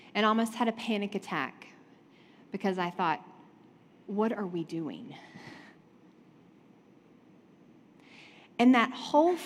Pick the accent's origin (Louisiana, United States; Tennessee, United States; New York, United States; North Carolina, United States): North Carolina, United States; I was raised in the South. I'm from North Carolina